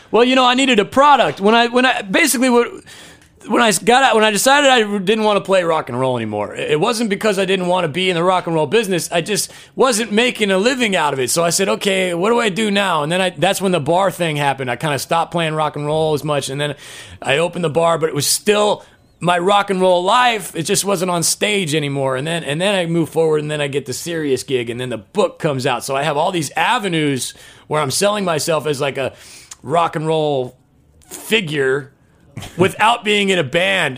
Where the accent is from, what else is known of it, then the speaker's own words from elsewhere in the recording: Omaha, Nebraska, United States; moved away; I'm from Omaha, Nebraska